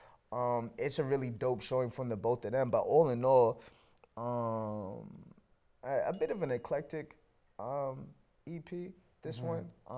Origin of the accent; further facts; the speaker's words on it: Canada; obviously being a Canadian kid and just, you know, having, like, loving hip hop or whatever